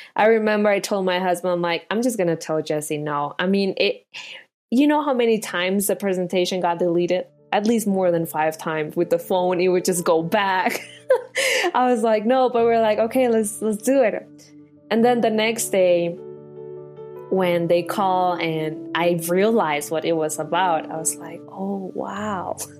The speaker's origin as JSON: {"language": "English", "country": "Colombia", "moved": "yes", "said": "I'm from Colombia"}